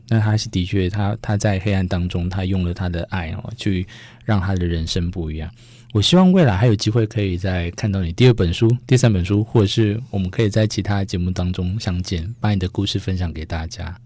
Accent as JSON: {"language": "Chinese", "region": "Yilan County", "country": "Taiwan", "said": "在我们宜兰那边"}